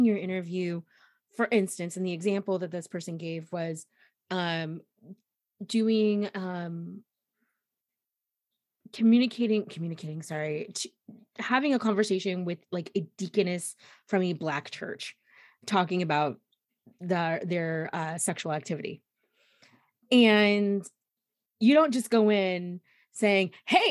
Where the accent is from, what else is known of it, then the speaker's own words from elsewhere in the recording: the South, United States; I'm from the South